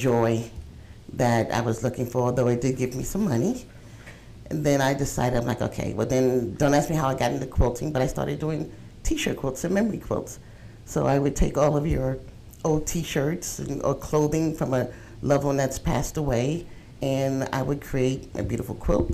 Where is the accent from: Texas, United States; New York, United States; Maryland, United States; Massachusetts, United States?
New York, United States; moved away as an adult; now in South Carolina, United States; I am a transplant from New York